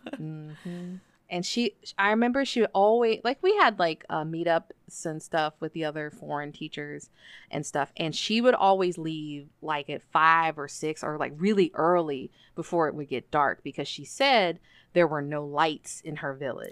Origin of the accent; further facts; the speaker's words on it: United States; moved away as an adult; also born or lived in Nobeoka, Miyazaki, Japan / Yamanashi, Japan / Chiba, Japan / Saitama, Japan; I was working in Kyushu, then I went back to the States